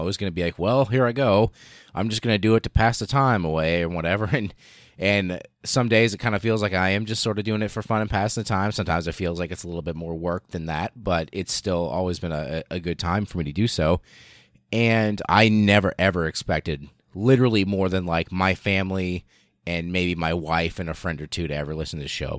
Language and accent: English; the middle of the United States, Midwest, United States; almost literally in the middle of the United States, and I was born and raised here. I am American